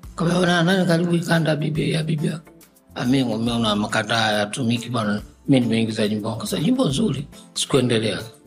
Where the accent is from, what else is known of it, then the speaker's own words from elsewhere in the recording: Dar es Salaam, Tanzania; also born or lived in Tabora; Mi mtoto wa Dar mimi nimezaliwa tarehe ishirini na tano Desemba mwaka elfu tisa mia na hamsini na tatu